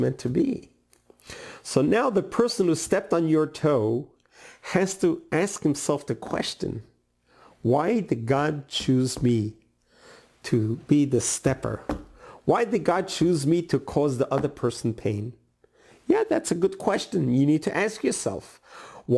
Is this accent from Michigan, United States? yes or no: no; New York City, New York, United States; Where I grew up in Brooklyn, New York, there was a neighborhood called Borough Park